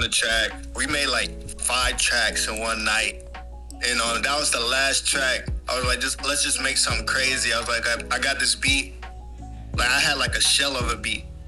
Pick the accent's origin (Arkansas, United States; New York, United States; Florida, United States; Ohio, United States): Florida, United States; Miami; now in Atlanta, United States; I'm originally from Miami, and I'm part Cuban